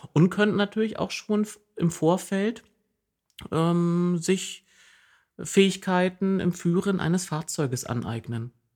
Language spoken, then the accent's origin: German; Jessen, Saxony-Anhalt, Germany; accent: Berlin-like dialect with Saxon influences; now in Oldenburg, Germany; meine Heimat liegt im Osten Sachsen-Anhalts